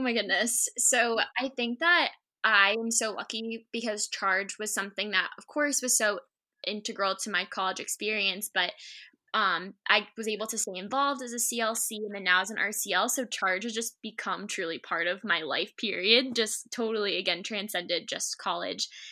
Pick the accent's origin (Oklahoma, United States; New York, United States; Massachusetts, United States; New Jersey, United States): Massachusetts, United States; Shrewsbury; I grew up in Shrewsbury, Mass, my whole life